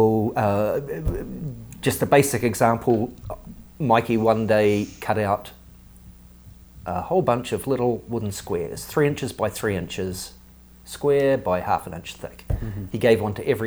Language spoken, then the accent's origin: English; New Zealand; I was nobody from New Zealand, this little boy from the bush in New Zealand